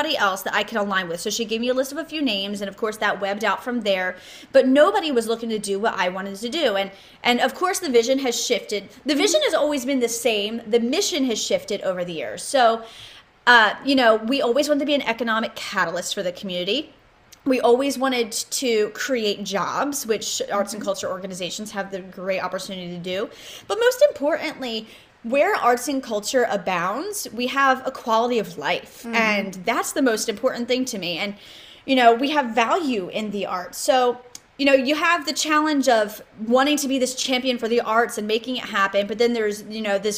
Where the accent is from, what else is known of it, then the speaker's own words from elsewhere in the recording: Bridgeton, New Jersey, United States; now in Coatesville, United States; my hometown of Bridgeton, New Jersey.